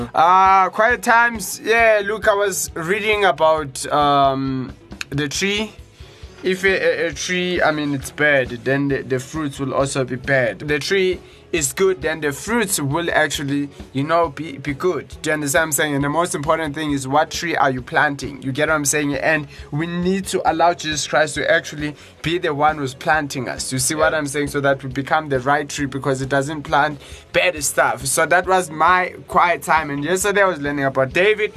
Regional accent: Johannesburg, Gauteng, South Africa; I'm from Johannesburg

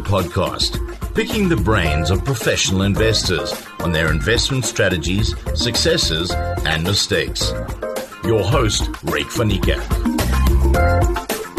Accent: Swansea, Wales, United Kingdom; moved away as an adult; also born or lived in Bristol; now in South Africa; I was born in 1967 in a place called Swansea in South Wales, very far away from any kind of stock exchange

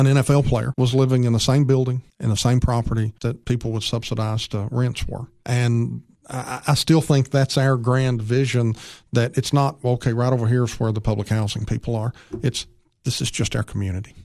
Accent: Upper Cumberland, Tennessee, United States; We grew up here in the Upper Cumberland

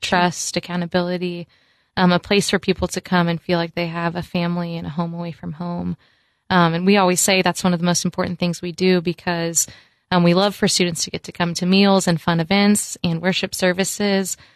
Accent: Florida, United States; moved away; I went fishing a lot growing up in Florida

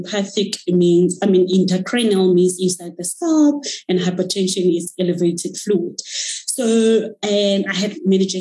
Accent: Moruleng, North West, South Africa; moved away as an adult; now in Johannesburg, South Africa; I am from the villages of Rustenburg. I was born and brought up in Moruleng.

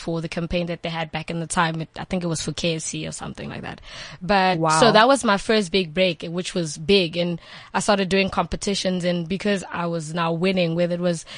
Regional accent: Johannesburg, Gauteng, South Africa; also born or lived in Limpopo; originally from Limpopo, but I was raised in Johannesburg

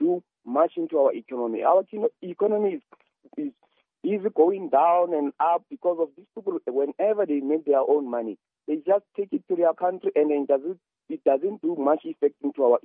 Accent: Soweto, Gauteng, South Africa; I'm from Soweto

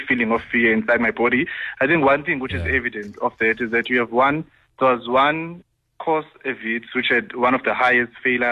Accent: Eastern Cape, South Africa; moved away as an adult; now in Johannesburg, South Africa; I had known that I had to move away from my hometown for me to be successful. That whole thing of let me go to NMMU or Walter Sisulu University

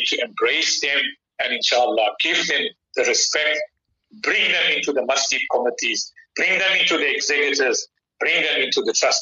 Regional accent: South Africa; our duty as South African citizens

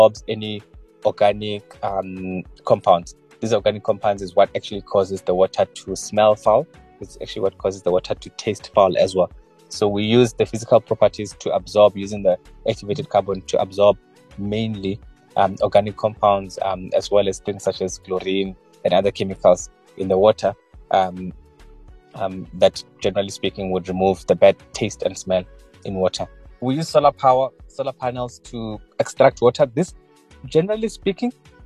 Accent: Shayandima, Limpopo, South Africa; moved away; also born or lived in Mangondi, Venda, Limpopo / Cape Town; I am from Shayandima in Limpopo, South Africa

